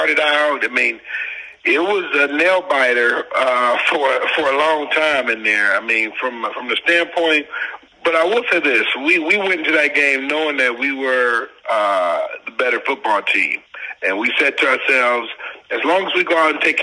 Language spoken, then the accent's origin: English; Detroit, Michigan, United States; born or raised there; moved away as an adult; also born or lived in St. Louis / Pittsburgh